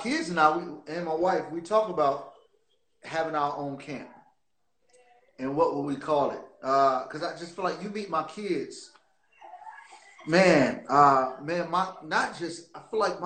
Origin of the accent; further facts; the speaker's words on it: Portsmouth, Virginia, United States; now in Dallas, United States; I love my hometown